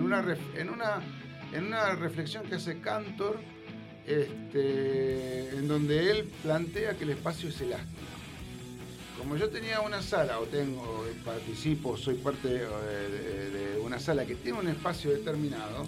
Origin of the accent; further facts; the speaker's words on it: Rosario, Santa Fe, Argentina; Yo soy de Rosario